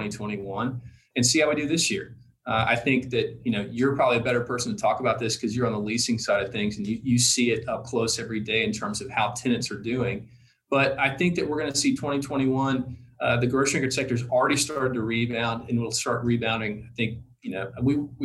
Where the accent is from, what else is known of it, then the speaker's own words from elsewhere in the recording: Tennessee, United States; I'm from Tennessee